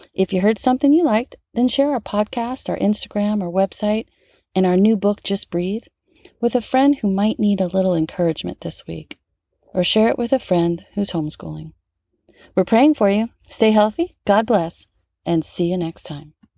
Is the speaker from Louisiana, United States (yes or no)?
yes; New Orleans, Louisiana, United States; moved away; back home in my hometown of New Orleans